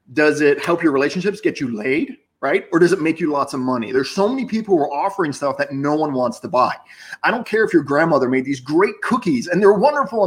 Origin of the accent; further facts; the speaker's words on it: Boca Raton, Florida, United States; I grew up in Boca and I went to college in Boca